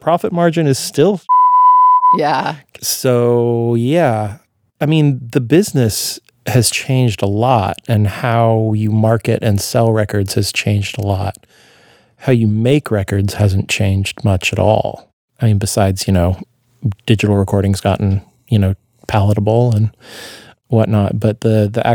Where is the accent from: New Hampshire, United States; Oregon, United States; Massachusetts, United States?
Oregon, United States; Eugene; also born or lived in Portland, Oregon; I grew up in Eugene also